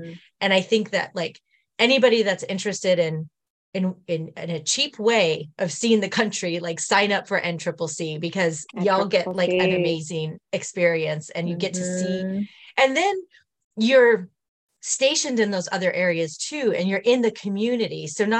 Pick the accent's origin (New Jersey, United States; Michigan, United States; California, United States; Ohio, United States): California, United States; now in East Coast, United States; I am on the East Coast now, but I grew up in California